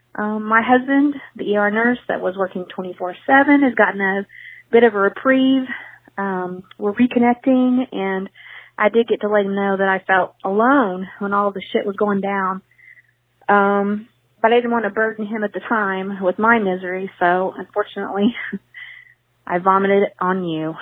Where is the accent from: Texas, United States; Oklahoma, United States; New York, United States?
Oklahoma, United States; Tulsa; I grew up in Tulsa